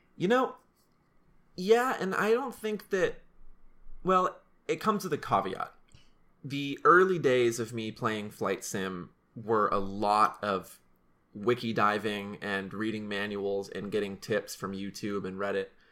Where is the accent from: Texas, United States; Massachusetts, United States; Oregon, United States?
Oregon, United States; Salem; we flew through Salem, which is my hometown. We flew over my house, we flew over my high school